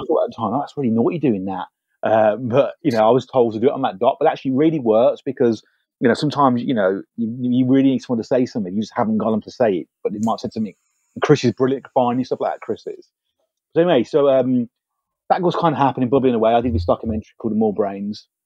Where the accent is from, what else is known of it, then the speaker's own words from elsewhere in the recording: United Kingdom; as British filmmakers